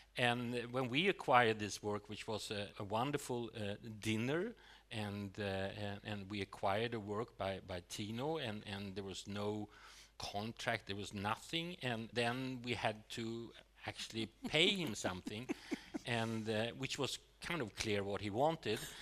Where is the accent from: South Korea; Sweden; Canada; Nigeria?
Sweden; growing up in Sweden in the 70s